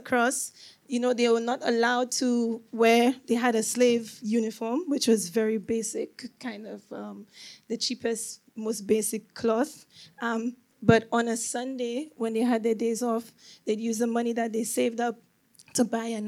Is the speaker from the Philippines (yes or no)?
no; St. Lucia; moved away; I grew up in St. Lucia